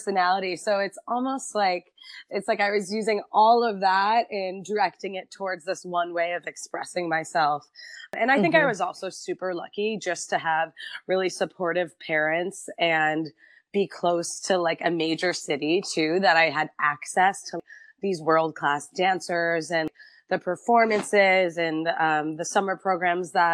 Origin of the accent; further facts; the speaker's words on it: Quincy, Massachusetts, United States; I grew up in Quincy, so it's right south of Boston